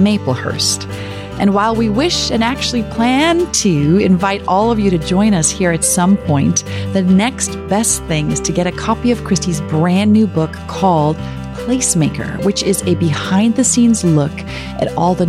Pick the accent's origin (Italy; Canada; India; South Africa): South Africa; Growing up in South Africa